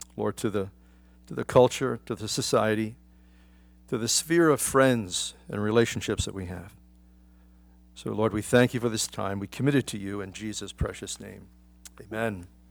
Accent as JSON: {"language": "English", "town": "Philadelphia", "region": "Pennsylvania", "country": "United States", "tie": "born or raised there", "said": "I grew up in Philadelphia"}